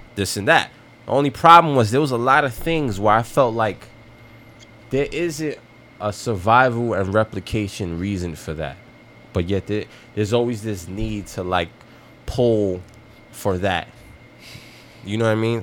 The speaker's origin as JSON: {"language": "English", "country": "United States", "tie": "born or raised there", "said": "I grew up in America"}